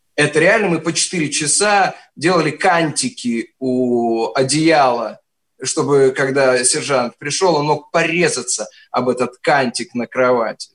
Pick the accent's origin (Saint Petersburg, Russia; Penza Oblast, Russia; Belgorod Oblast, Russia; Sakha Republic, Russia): Penza Oblast, Russia; Penza; moved away; also born or lived in Moscow; вообще из Пензы, но призывался из Москвы